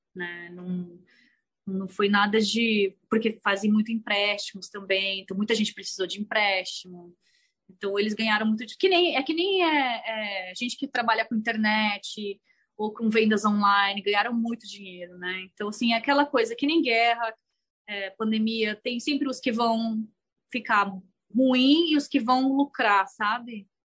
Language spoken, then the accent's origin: Portuguese; Brazil; first language Portuguese; moved away as an adult; also born or lived in Thailand; now in United States; a gente foi criada no Brasil com a cultura brasileira, sabe? O português ainda é meu primeiro idioma